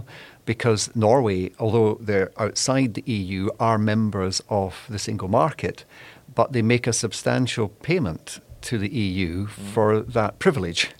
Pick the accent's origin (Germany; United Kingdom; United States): United Kingdom; Scotland; I'm from the UK. I'm actually Scottish